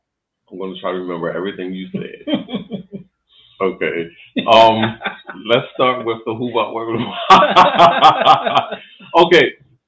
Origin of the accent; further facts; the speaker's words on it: Baltimore, Maryland, United States; I'm from Baltimore, born and raised. On the west side of Baltimore, is it different? Born and raised on the west side of Baltimore.